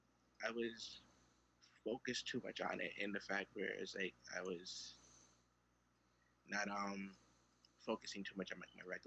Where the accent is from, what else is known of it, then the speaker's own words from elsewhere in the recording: Brooklyn, New York, United States; Oh, I'm from Brooklyn.